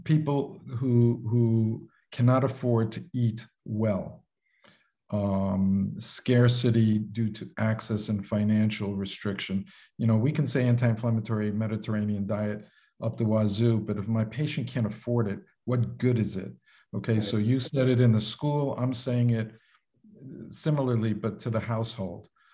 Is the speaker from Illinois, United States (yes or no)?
no; New York City, New York, United States; now in Florida, United States; I grew up in Manhattan in the concrete jungle